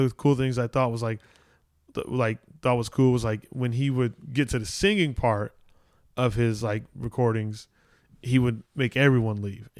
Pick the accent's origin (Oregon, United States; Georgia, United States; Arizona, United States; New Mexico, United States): Arizona, United States; born there; now in Los Angeles, United States; Oh, just because I was born in Arizona.